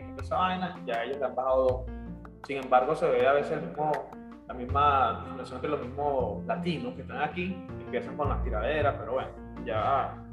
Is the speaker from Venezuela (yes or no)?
yes; Venezuela; moved away as an adult; Bueno, yo salí de Venezuela un 20 de marzo del 2014. Llego aquí, me dice, te un trabajo, buenísimo.